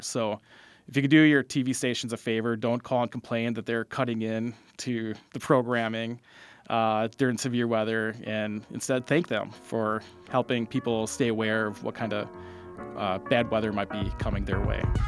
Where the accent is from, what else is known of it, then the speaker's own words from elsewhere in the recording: Fond du Lac, Wisconsin, United States; I grew up in Fond du Lac